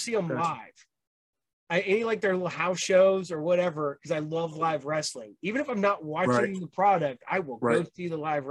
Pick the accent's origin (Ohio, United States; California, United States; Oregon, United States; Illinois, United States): Ohio, United States; we're from Ohio